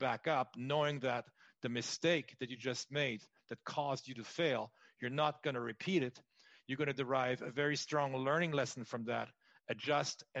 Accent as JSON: {"language": "English", "country": "France", "tie": "born or raised there", "also_born_or_lived": "Los Angeles, United States / Huntington Beach, United States", "moved": "as an adult", "said": "I was born and raised in France. I'm half French, half German"}